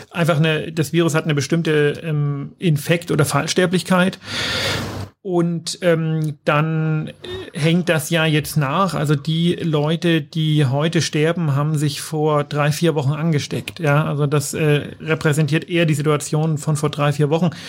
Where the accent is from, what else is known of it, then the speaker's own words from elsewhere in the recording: Bavaria, Germany; Ja, als Bayer denkt man immer Deutschland